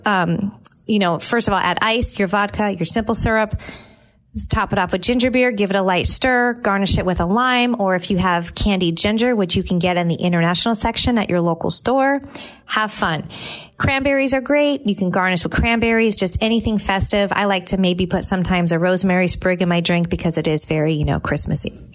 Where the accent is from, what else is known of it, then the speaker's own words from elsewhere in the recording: California, United States; moved away as an adult; now in Tampa, United States; I grew up in California.